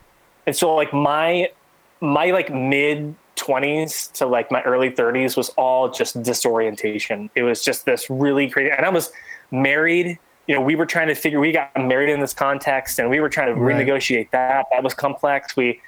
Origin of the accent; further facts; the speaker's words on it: San Diego, California, United States; and from kind of back where I grew up down in San Diego area.